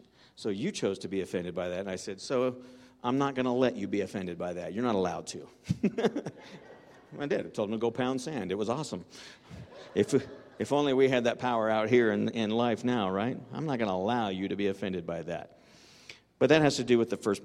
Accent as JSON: {"language": "English", "region": "California", "country": "United States", "moved": "as an adult", "lives_now": "Woodland Park, United States", "said": "I'm from California"}